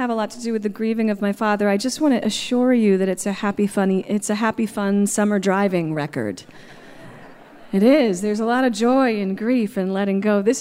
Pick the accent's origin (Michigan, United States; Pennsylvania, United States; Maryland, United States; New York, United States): Maryland, United States; Baltimore; born there; I spent my childhood, I was born in Baltimore, and we lived, um, we had a cabin out in Deep Creek Lake, Maryland.